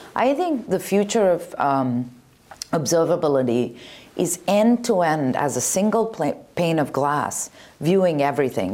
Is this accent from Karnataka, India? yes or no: yes; Bangalore, Karnataka, India; moved away; When I was younger, I grew up in India in Bangalore.